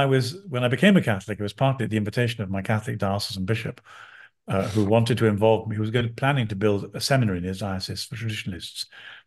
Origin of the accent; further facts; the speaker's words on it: London, United Kingdom; I'm a Londoner. I was born in London.